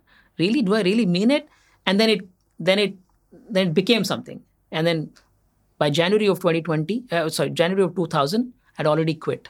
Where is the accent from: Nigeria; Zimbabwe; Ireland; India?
India; Assam; also born or lived in Andhra Pradesh; I started off in Assam. I was born in Andhra Pradesh. My parents are from Andhra Pradesh. But my father used to work for an oil company. My early years I spent in Assam